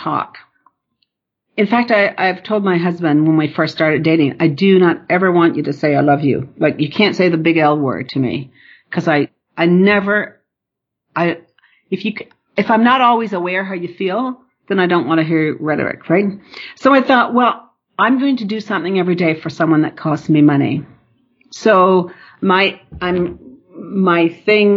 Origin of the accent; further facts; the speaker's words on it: Newfoundland and Labrador, Canada; moved away; I'm from Northern Newfoundland and my family focused on university